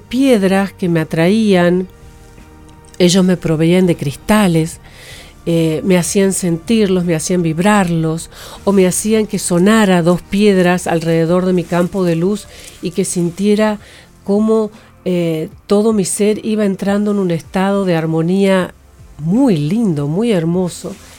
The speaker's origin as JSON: {"language": "Spanish", "region": "Santiago del Estero", "country": "Argentina", "tie": "born or raised there", "also_born_or_lived": "La Cumbre, Córdoba / Tucumán", "moved": "as an adult", "said": "soy del norte, yo he nacido en Santiago del Estero, luego de los 8 a los 13 años viví en la cumbre Córdoba, ah, luego volví a Santiago"}